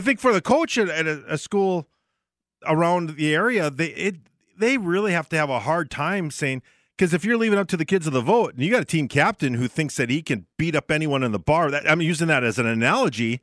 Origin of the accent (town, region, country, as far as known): Barnesville, Minnesota, United States; born or raised there; moved away